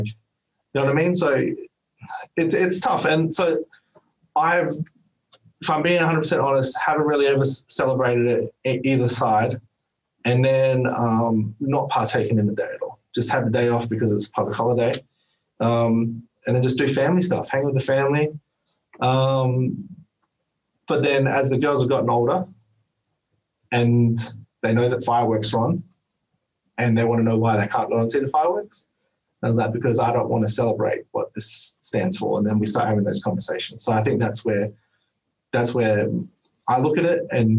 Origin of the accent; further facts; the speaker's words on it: Australia; Like as an Australian, like I was like, oh, no, I'm a black fella.